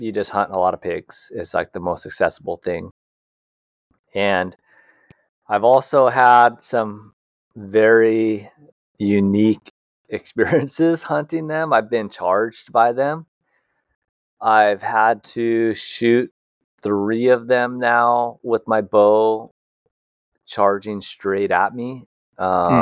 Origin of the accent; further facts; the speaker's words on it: Hawaii, United States; born and raised in Hawaii